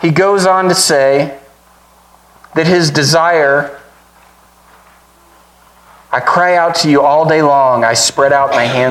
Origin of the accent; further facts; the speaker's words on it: United States; as an American